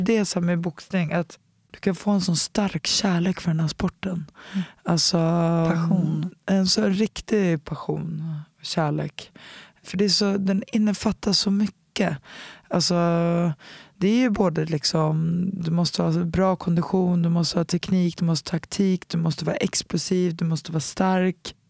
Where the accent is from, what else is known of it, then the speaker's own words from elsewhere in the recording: Stockholm, Stockholm County, Sweden; moved away as an adult; also born or lived in United States; en klubb som heter BK Dalen som låg i Enskededalen där jag är uppvuxen